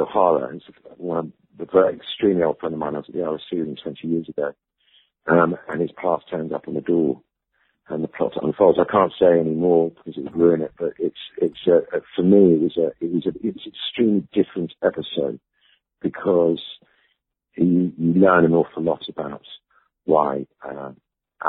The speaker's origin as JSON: {"language": "English", "area": "Ibiza", "region": "Balearic Islands", "country": "Spain", "tie": "born or raised there", "also_born_or_lived": "London", "moved": "yes", "said": "I grew up in Ibiza"}